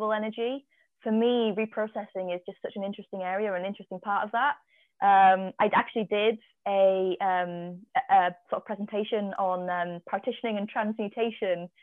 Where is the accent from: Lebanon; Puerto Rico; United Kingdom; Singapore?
United Kingdom; Cumbria, North West England; growing up in Cumbria